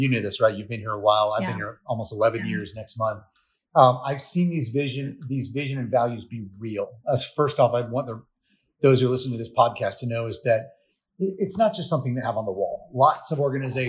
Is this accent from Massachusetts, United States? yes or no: no; Florida, United States; I'm from Florida. I instantly think about the sun going over the Gulf